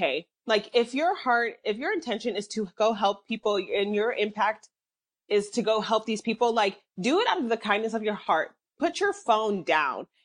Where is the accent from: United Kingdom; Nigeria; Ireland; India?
Nigeria; I'm Nigerian